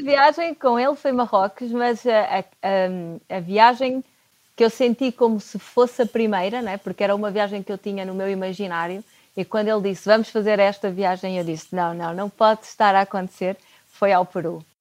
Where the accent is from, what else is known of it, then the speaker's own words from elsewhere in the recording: Porto, Norte, Portugal; eu sou do Porto